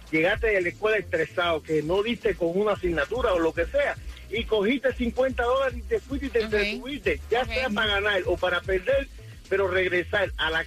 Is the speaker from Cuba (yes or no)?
yes; Cuba; now in United States; cuando llegué de Cuba eh, pensé que jugando en, en los casinos iba a, a, lograr mi sueño americano